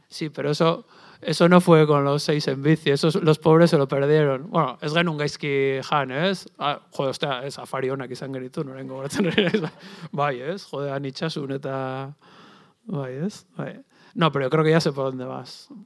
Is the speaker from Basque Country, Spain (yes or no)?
yes; Basque Country, Spain; yo vengo del País Vasco